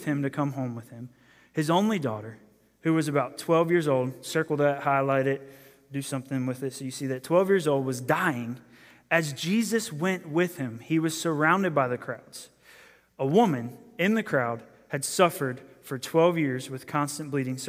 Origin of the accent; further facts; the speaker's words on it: Maryland, United States; I'm from Maryland, from a city area